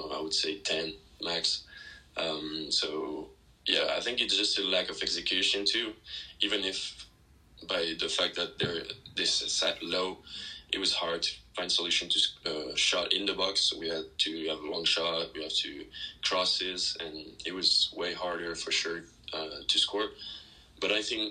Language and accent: English; France; born or raised there; moved away as an adult; now in United States